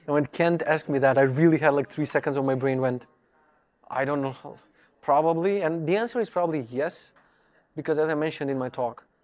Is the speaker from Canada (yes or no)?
no; North Macedonia; English is a second language; now in Poland; I'm originally from Macedonia. I live in Poland for a couple of years.